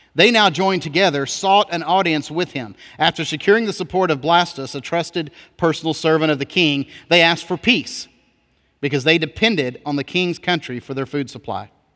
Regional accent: United States

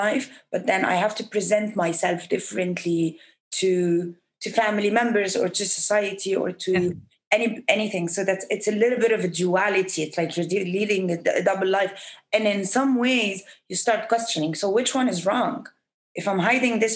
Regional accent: Egypt; born or raised there

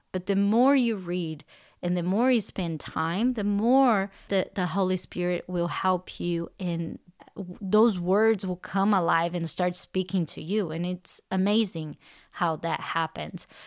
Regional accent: Brazil; English is a second language; moved away as an adult; also born or lived in California; now in Texas, United States; I'm originally from Brazil. I, I moved to the United States in two thousand ten

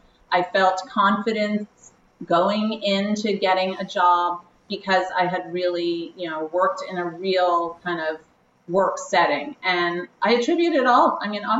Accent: New York City, New York, United States; I am from New York City

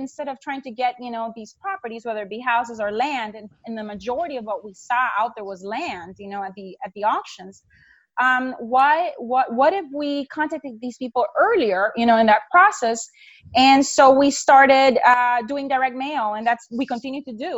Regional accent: Honduras; moved away as an adult; now in United States; I'm from Honduras

